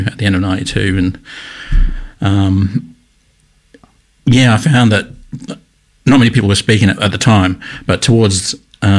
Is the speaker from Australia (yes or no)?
yes; Brisbane, Queensland, Australia; moved away as an adult; also born or lived in Gold Coast, Australia / Tweed Heads, Australia / Perth, Australia / Sydney, Australia; now in Melbourne, Australia; I was born in Brisbane, but I grew up between there and the Gold Coast, Gold Coast and Tweed Heads